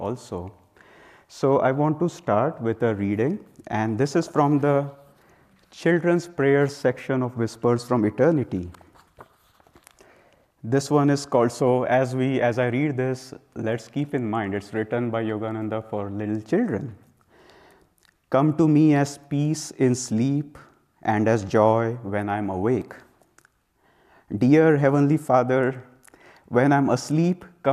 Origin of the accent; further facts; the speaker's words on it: India; I come from India